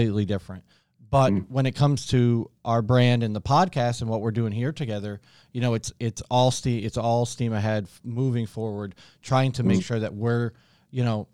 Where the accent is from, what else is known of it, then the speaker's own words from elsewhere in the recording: Ontario, New York, United States; now in Miami, United States; I grew up like on the American side of the border from like Kingston, Ontario